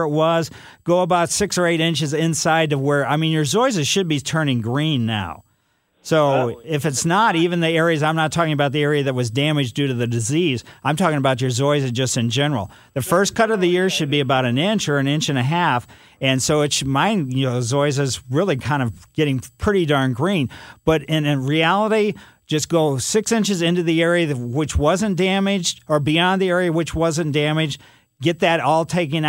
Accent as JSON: {"language": "English", "town": "Ellisville", "country": "United States", "tie": "born or raised there", "said": "when I was a kid growing up in Ellisville"}